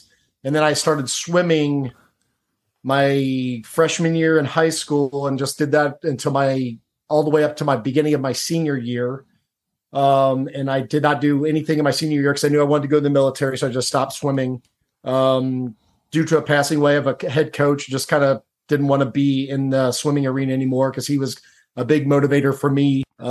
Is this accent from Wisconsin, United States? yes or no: no; Cincinnati, Ohio, United States; I grew up in Cincinnati, Ohio. I grew up in a suburban neighborhood.